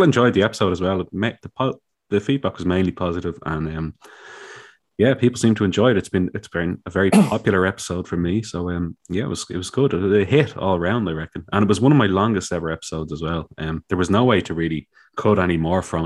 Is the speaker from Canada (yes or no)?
no; Dublin, Leinster, Ireland; I'm from Dublin, and I've lived in Dublin my whole life